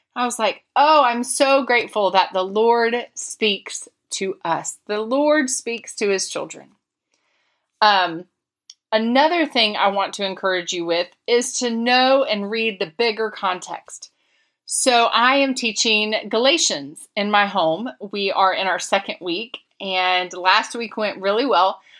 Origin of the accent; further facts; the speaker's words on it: Florida, United States; moved away; my home state